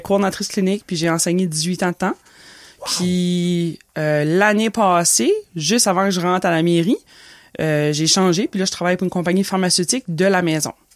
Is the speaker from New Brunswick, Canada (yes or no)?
yes; Petit-Rocher, New Brunswick, Canada; also born or lived in Moncton; je suis une petite fille de Petit Rocher. J'ai grandi à Petit Rocher